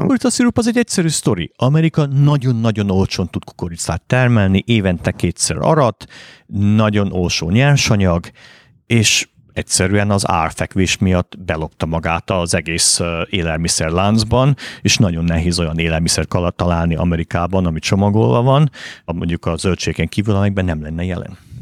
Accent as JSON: {"language": "Hungarian", "town": "Bălan", "region": "Harghita County", "country": "Romania", "tie": "born or raised there", "also_born_or_lived": "Miercurea Ciuc, Romania / Boston, United States", "moved": "as an adult", "lives_now": "Budapest, Hungary", "said": "Én Balánbányán nőttem fel, ami Csíkszentdomokos mellett egy ilyen bányaváros volt"}